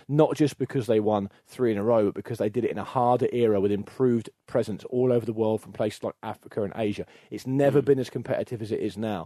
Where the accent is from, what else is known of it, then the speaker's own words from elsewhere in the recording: England, United Kingdom; as an Englishman